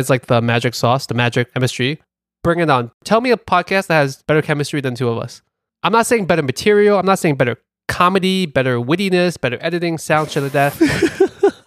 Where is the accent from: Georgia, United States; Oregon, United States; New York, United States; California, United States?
New York, United States; New York City; accent: Brooklyn; my Brooklyn accent